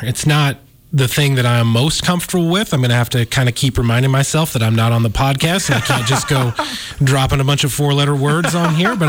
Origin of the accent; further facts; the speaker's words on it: Missoula, Montana, United States; I'm a Missoula native. I was born here